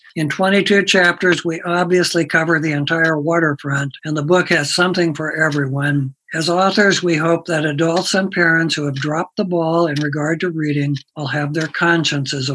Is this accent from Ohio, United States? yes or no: no; Pella, Iowa, United States; my hometown of Pella, Iowa